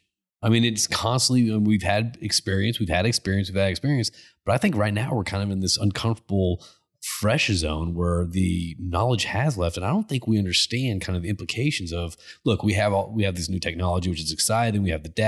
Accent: Connecticut, United States; I grew up in Connecticut.

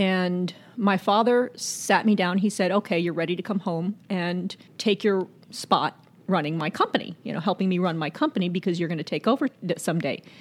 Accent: Zulia, Venezuela; moved away; also born or lived in New York City, United States; I was born in New York City, but I was raised in Venezuela and where my father is from.

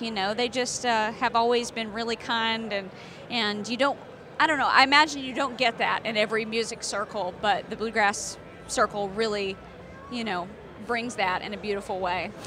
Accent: Tennessee, United States; I'm from Tennessee

